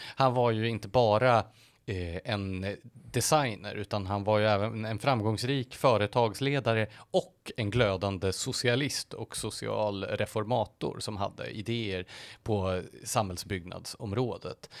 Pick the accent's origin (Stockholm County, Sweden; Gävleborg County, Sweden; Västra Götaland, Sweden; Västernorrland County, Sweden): Gävleborg County, Sweden; Gävle; I Gävle där jag kommer ifrån